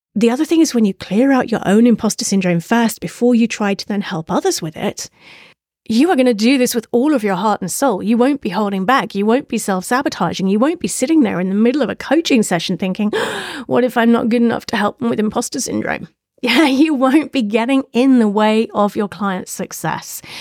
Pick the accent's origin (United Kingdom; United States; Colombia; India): United Kingdom; if you hadn't guessed from my accent, I'm a Brit. I'm from the U K.